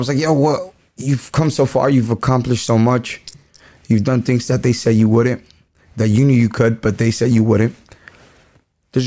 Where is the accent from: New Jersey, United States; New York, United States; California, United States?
California, United States; Whittier; also born or lived in Guanajuato; I'm from Whittier